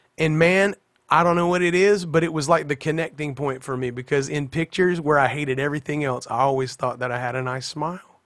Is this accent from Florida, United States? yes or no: yes; Pensacola, Florida, United States; also born or lived in South Alabama / Mobile, Alabama; we grew up across the Florida line into, uh, like, the kind of Pensacola, Florida area, but it's all that Florabama scene right there